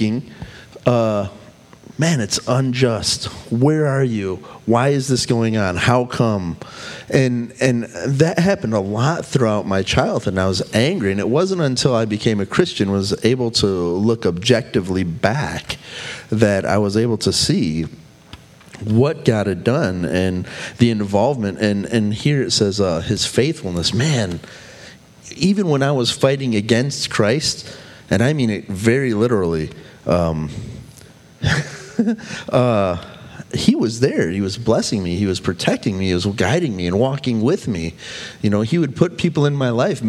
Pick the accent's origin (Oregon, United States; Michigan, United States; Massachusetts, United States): Michigan, United States; Saginaw; I grew up in Saginaw